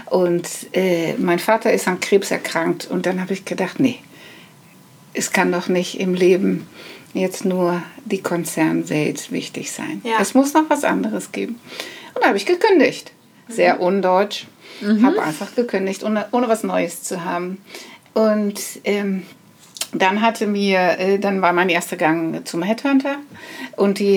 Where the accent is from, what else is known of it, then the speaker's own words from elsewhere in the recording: Netherlands; now in Germany; Aber okay, ich, äh, ähm, ich bin eine Holländerin.